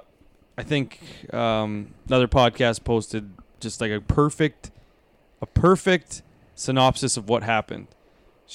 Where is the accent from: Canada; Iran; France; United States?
Canada; we're Canadian